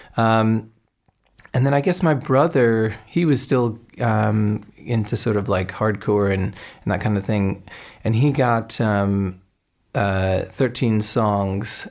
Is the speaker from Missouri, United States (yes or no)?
no; New Jersey, United States; I grew up in New Jersey